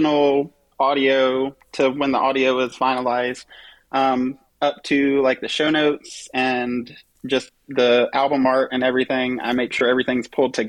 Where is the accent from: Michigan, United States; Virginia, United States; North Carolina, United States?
North Carolina, United States; Sanford; now in Greensboro, United States; I'm originally from Sanford, North Carolina. I currently live in Greensboro, North Carolina